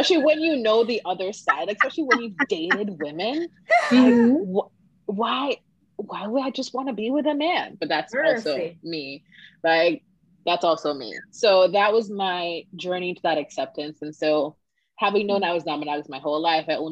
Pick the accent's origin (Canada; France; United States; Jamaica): Jamaica; Growing up in Jamaica